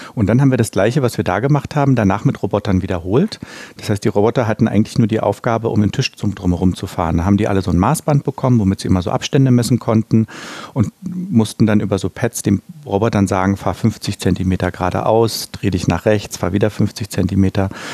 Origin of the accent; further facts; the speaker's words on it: Berlin, Germany; Ich bin ja in der DDR aufgewachsen